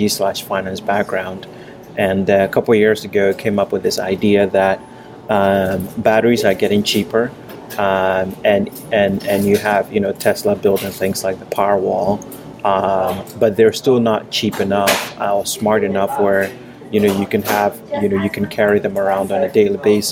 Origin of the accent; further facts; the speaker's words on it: Ghana; moved away as an adult; now in United States; I grew up in Ghana. I moved to the U.S. for college, and I've lived here since then